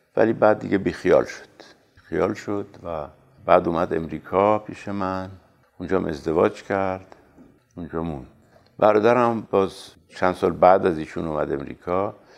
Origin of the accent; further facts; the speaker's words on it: Tehran, Tehran Province, Iran; در سال 1320 مطابق 1941 میلادی در تهران متولد شدم